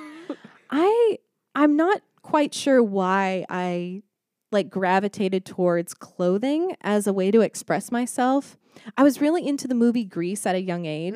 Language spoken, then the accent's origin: English; Mansfield, Texas, United States; moved away as an adult; grew up in Dallas, Texas, or around Dallas, mm-hmm. Texas. It's a place called Mansfield.